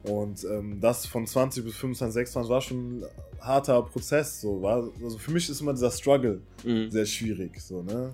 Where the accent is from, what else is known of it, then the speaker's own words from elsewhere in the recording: Cologne, North Rhine-Westphalia, Germany; also born or lived in Waiblingen, Baden-Württemberg; Ich komme aus Köln, gebürtig äh, aus dem Süden, in äh, Weiblingen geboren. Das liegt in der Nähe von Stuttgart.